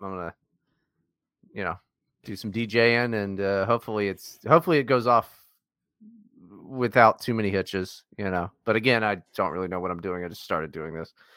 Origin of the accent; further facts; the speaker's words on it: West Virginia, United States; I grew up in West Virginia as well